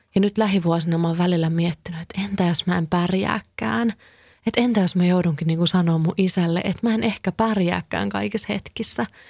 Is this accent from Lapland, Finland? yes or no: no; Kouvola, Kymenlaakso, Finland; now in Helsinki, Finland; mä oon itse kotoisin Kouvolasta